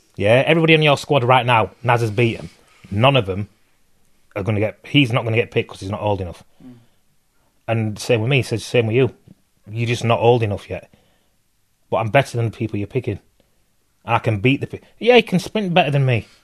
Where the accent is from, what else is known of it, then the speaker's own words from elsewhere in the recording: Bradford, Yorkshire and the Humber, United Kingdom; I grew up in Bradford, which is West Yorkshire, next to Leeds